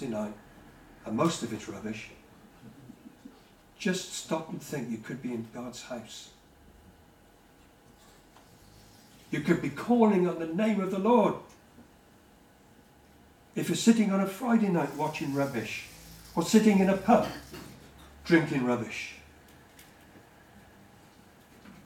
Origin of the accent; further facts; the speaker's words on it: United Kingdom; as British people